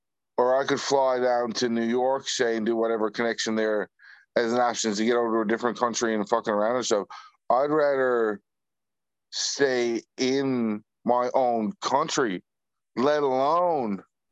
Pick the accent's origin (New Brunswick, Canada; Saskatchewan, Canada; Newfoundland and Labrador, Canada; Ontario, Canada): Newfoundland and Labrador, Canada